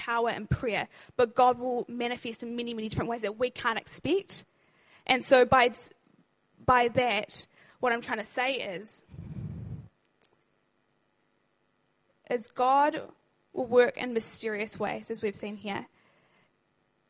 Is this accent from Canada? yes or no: no; New Zealand; now in Christchurch, New Zealand; I'm actually not from Christchurch. I'm actually from up north.